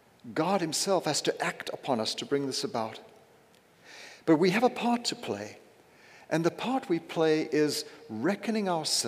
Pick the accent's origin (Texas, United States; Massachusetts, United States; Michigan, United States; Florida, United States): Massachusetts, United States; moved away; did you mention that I'm from Massachusetts?